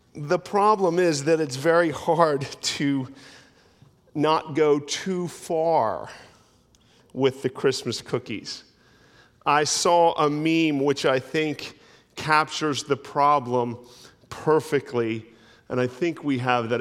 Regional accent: New Jersey, United States; where I grew up in South Jersey was, it was pretty rural

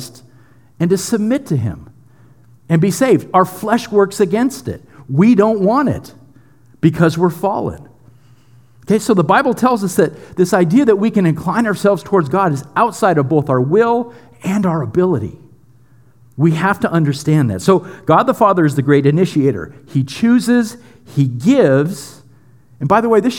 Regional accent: United States; we're so American and we're so Western

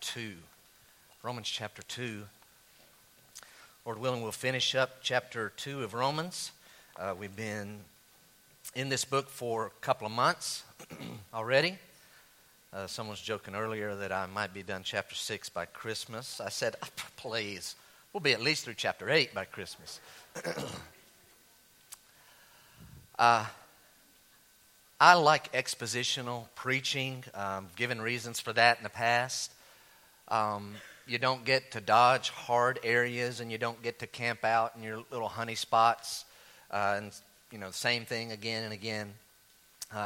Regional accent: United States; being an American

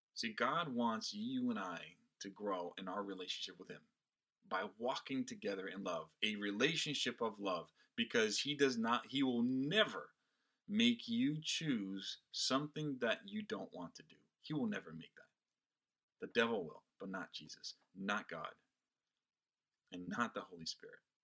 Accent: Brazil; now in United States; I was not born in this country. I am Brazilian by birth and an American by choice

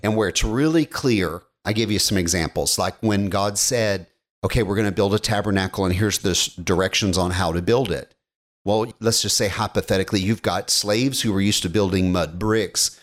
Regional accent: United States; being an American is ingrained into us

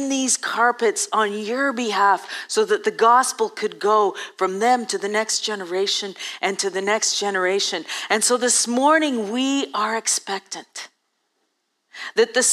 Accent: Ethiopia; I grew up in Eastern Africa and Eastern Ethiopia, and actually, I grew up before 1980, so before there was actually a cure.

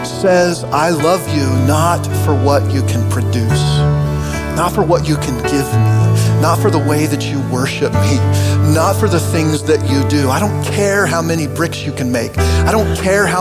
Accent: Oregon, United States; now in Kansas, United States; I grew up in Oregon, and I've lived in Kansas now for 30 some years.

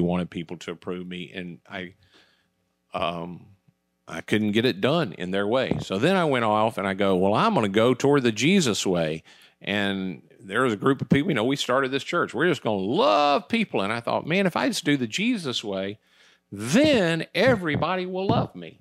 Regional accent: United States; I was from America

